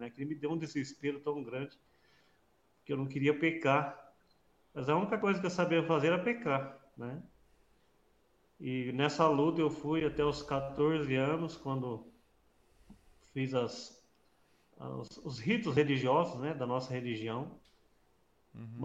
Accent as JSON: {"language": "Portuguese", "town": "Morro Agudo", "region": "São Paulo", "country": "Brazil", "tie": "born or raised there", "said": "Sim, nascido e criado em Morro Agudo. Morava é. nas fazendas da região lá e depois na cidade, né?"}